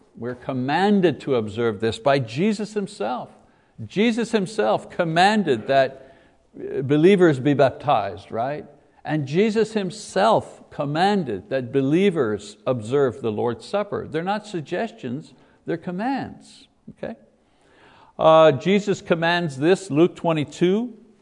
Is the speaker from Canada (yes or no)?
yes; Quebec, Canada; as a boy growing up in Ca-, in Catholic Quebec, growing up in the Catholic Church